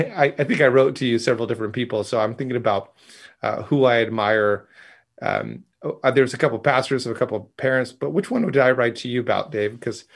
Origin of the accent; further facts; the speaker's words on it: Seattle, Washington, United States; So I was from Seattle.